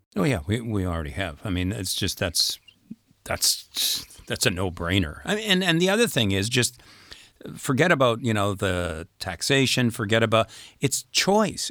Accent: Canada; moved away as an adult; now in France; we're Canadian citizens, we're here on a visitor's visa, but we pay taxes here and we have a house here

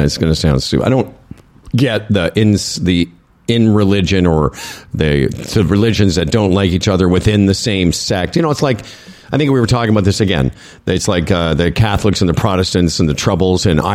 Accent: Moose Jaw, Saskatchewan, Canada; also born or lived in Regina; growing up in Moose Jaw and, you know, spending some time in Regina

